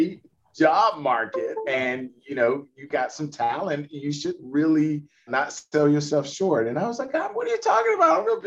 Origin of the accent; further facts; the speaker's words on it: Talladega, Alabama, United States; moved away as an adult; also born or lived in Virginia; I'm from Talladega, Alabama, and stayed in Virginia